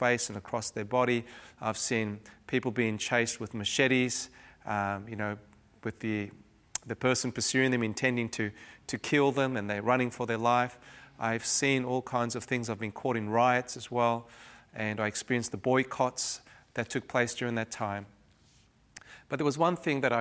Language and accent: English; Cape Town, Western Cape, South Africa; growing up in Cape Town, South Africa during the 70s and early 80s